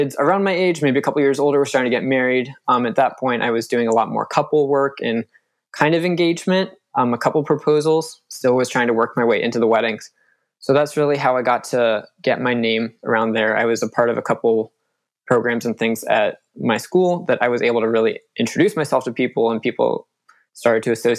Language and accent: English; Northern Virginia, United States; moved away as an adult; now in North Carolina, United States; I was born and raised in Northern Virginia